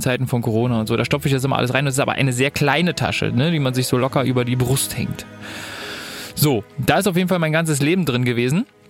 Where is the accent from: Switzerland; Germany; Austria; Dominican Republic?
Germany; als Deutscher